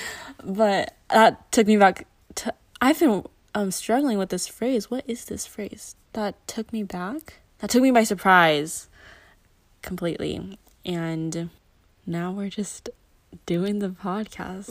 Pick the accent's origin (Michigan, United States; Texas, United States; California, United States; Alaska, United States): California, United States; I was born and raised in California.